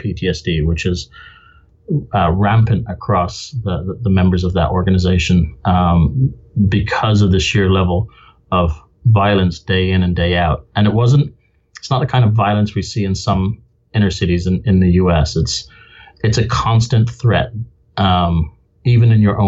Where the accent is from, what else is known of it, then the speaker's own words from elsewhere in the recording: Limerick, Munster, Ireland; also born or lived in Benoni, South Africa / Dublin, Ireland / United Kingdom; now in Spokane, United States; I grew up in Limerick on the West Coast